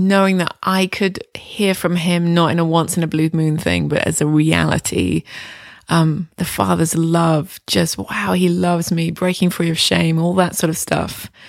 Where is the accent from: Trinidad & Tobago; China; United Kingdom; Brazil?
United Kingdom; England; moved away as an adult; now in Toronto, Canada; I came to Toronto from England in 1998 to do the school.